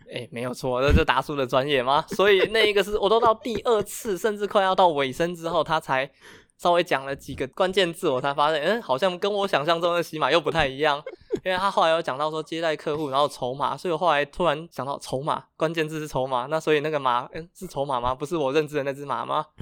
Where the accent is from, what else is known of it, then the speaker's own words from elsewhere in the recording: Taiwan; 那我就从小都在台湾长大，我只有每年寒暑假才会回到菲律宾，去那边体验当地的生活